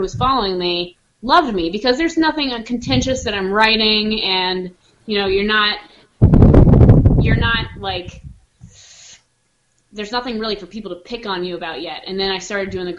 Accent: Raleigh, North Carolina, United States; moved away; I grew up in Raleigh, North Carolina

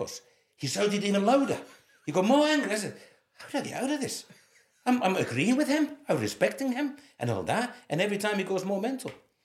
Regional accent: Finland; born or raised there; moved away as an adult; also born or lived in Scotland

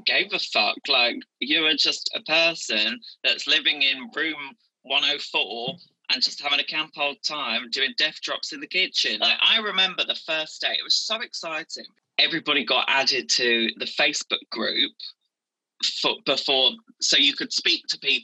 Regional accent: Essex, East of England, United Kingdom; moved away; I'm from Essex

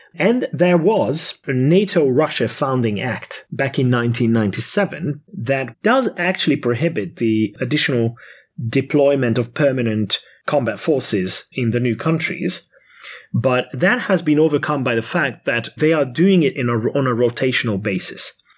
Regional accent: Hungary; born or raised there

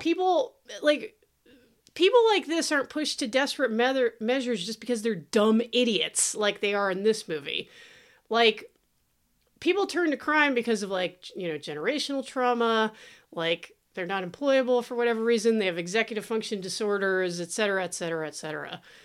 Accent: Thousand Oaks, California, United States; I grew up in Thousand Oaks

